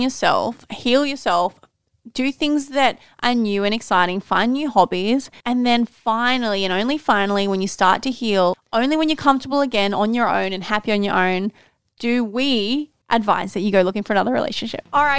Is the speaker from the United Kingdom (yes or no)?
no; Port Macquarie, New South Wales, Australia; my hometown, Port Macquarie